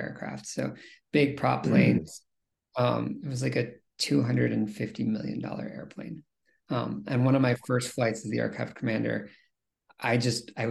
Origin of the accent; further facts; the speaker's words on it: Midwest, United States; I was born and raised in the Midwest